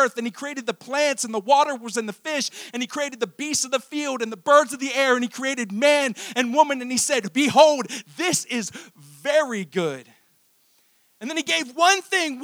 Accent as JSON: {"language": "English", "town": "Fallston", "region": "Maryland", "country": "United States", "tie": "born or raised there", "said": "So I went to high school in Harford County. Go Cougars. I grew up in Fallston, Maryland"}